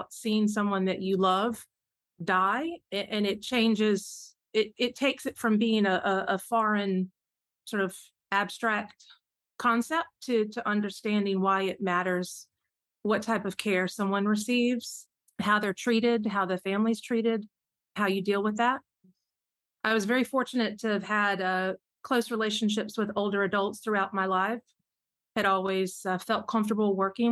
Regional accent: South Carolina, United States; moved away as an adult; now in Atlanta, United States; I grew up in South Carolina. That is home

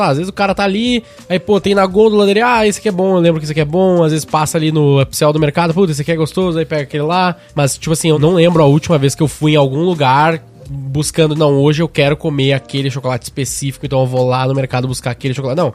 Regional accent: Gaúcho, Rio Grande do Sul, Brazil; a gente é gaúcho

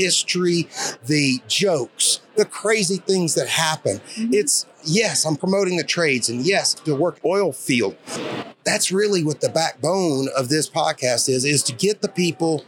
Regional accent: Shreveport, Louisiana, United States; I was born in Shreveport

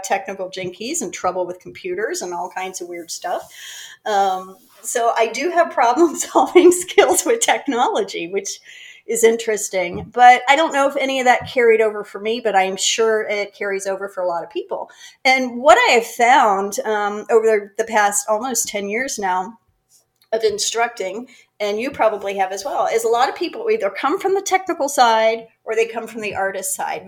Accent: Greensburg, Pennsylvania, United States; moved away as an adult; also born or lived in Florida; now in North Carolina, United States; I grew up outside of Pittsburgh, Pennsylvania, a little town called Greensburg

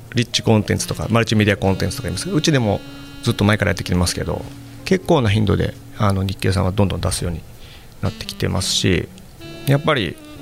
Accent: Kyoto, Japan; moved away as an adult; also born or lived in Tokyo / Osaka; 地元の京都なんですけど

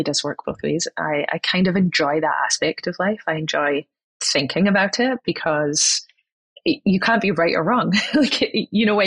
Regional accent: Scotland, United Kingdom; now in California, United States; I grew up in Scotland

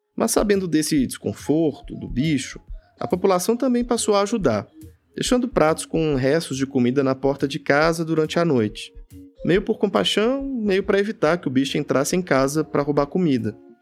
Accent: Jequitinhonha Valley, Minas Gerais, Brazil; quando eu era criança no Vale do Jequitinhonha, em Minas Gerais

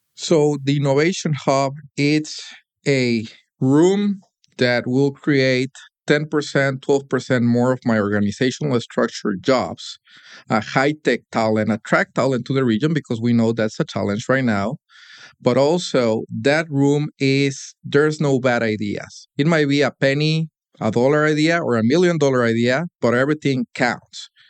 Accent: Monterrey, Nuevo León, Mexico; moved away as an adult; now in Detroit, United States; hometown, Monterrey, Mexico, where I spent most of my early life

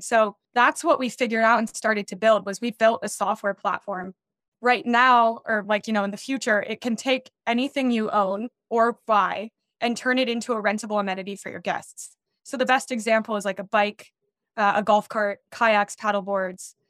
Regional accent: Denver, Colorado, United States; I grew up in Denver, Colorado

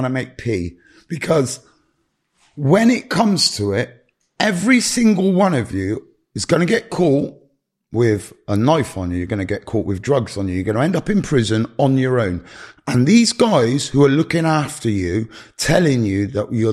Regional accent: United Kingdom; also born or lived in Gloucestershire; I'm very British

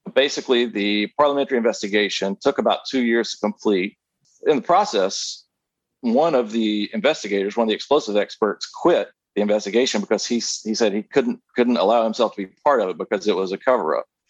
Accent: the South, United States; I grew up in the South, born and raised.

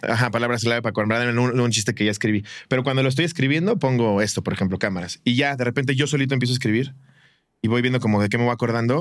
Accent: Mexico; Y tú como mexicano

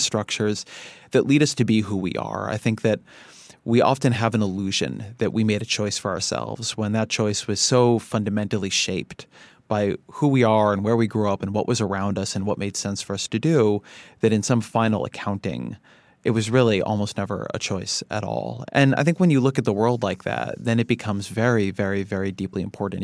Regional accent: Irvine, California, United States; also born or lived in Washington, D.C.; I grew up in Irvine, California.

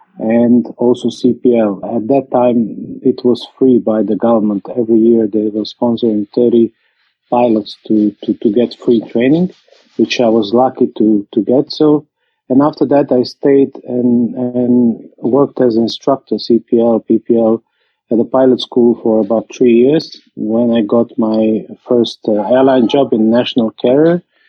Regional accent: Croatia; English is a second language; I'm coming from Croatia and currently I'm flying.

